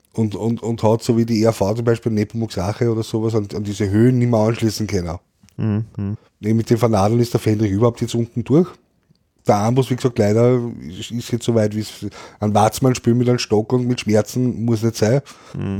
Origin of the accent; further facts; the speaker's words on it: Vienna, Austria; bei uns in Österreich